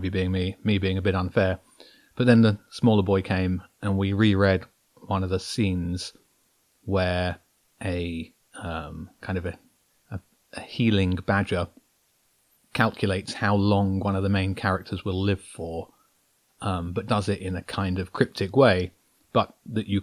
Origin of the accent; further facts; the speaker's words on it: Brighton, South East England, United Kingdom; I'm a guy from Brighton who likes to write